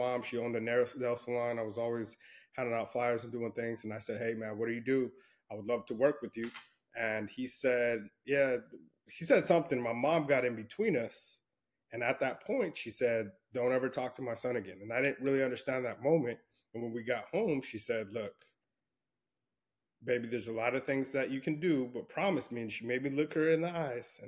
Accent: El Paso, Texas, United States; I grew up in Fort Bliss in El Paso, Texas, West Texas

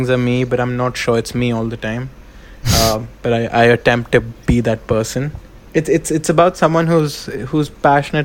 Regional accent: India

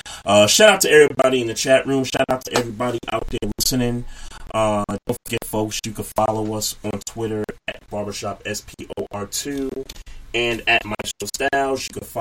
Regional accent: New York City, New York, United States; when you're born and raised in New York City and, you know, you're in the music capital of the country

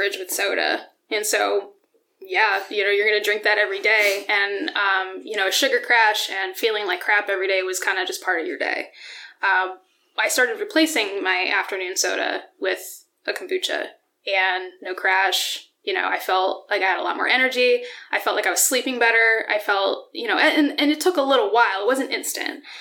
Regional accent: Dallas, Pennsylvania, United States; moved away as an adult; also born or lived in Colorado; now in Allentown, United States; I grew up in Pennsylvania. I grew up an hour north of here, outside of Wilkes-Barre

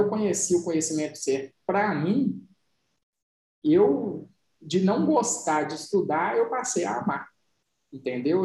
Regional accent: Santo Antônio do Itambé, Minas Gerais, Brazil; also born or lived in Serro, Minas Gerais; Nasci em Cerro, fui criado em Santo Antônio do Itambé

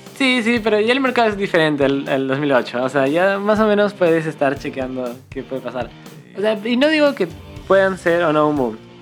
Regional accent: Cusco, Peru; moved away as an adult; now in Lima, Peru; nosotros somos de Cusco, Entonces llegamos para la universidad

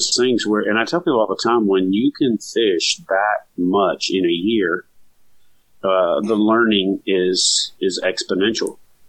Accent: the South, United States; there wasn't a fishing season, you know, growing up in the South. We don't have a fishing season per se.

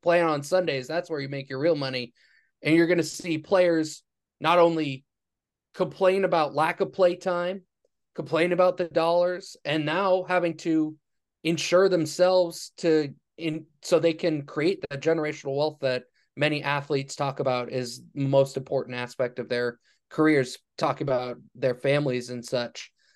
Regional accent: Los Angeles, California, United States; college football was all I knew because I grew up in Los Angeles

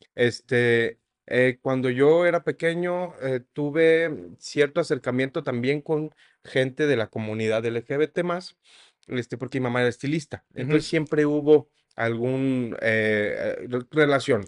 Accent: Mexico; siendo mexicano

